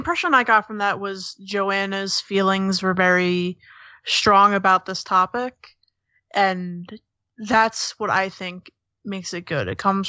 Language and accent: English; Boston, Massachusetts, United States; like, you know, we're American, we're Bostonian, we're this, we're